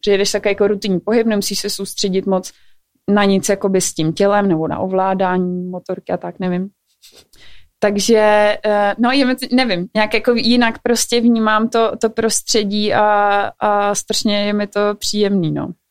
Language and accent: Czech; Czechia; jako Češi